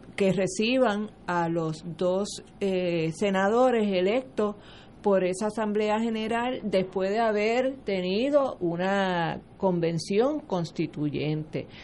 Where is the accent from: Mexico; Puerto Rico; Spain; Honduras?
Puerto Rico